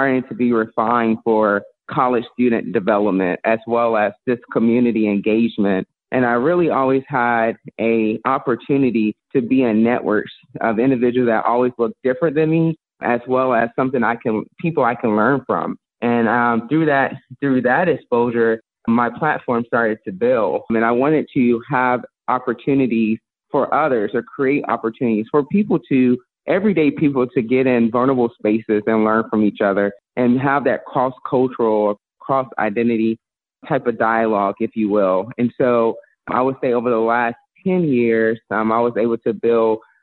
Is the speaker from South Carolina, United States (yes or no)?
yes; Columbia, South Carolina, United States; I'm originally from Columbia, South Carolina, born in the inner city. You know, that was my birthplace, raised, grown and raised